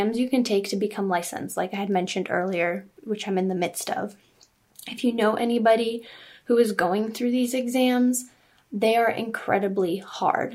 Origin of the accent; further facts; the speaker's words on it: Southern California, United States; also born or lived in Czech Republic / New Hampshire / Chicago; now in Orange County, United States; mainly grew up in Southern California